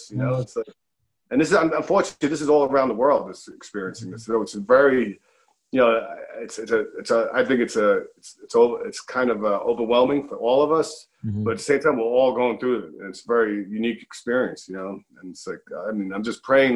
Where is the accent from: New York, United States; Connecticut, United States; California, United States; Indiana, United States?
New York, United States; New York City; I was born, raised, in New York, so I feel like I'm a New Yorker